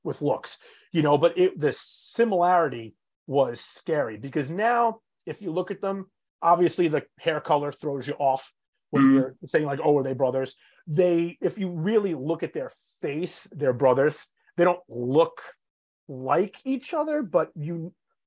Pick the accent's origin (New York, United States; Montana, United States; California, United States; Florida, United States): New York, United States; Long Island; I was born and raised on Long Island